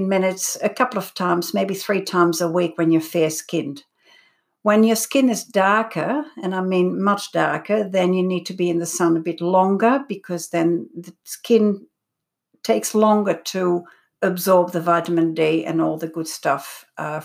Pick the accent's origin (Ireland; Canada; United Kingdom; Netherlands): Netherlands; also born or lived in Belgium; now in Australia; when I came to Australia 37 years ago, I'm originally from Holland, growing up in Belgium as well